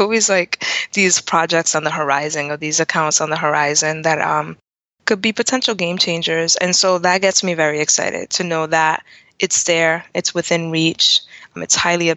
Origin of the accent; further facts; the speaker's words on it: Providence, Rhode Island, United States; I'm born and raised in Providence.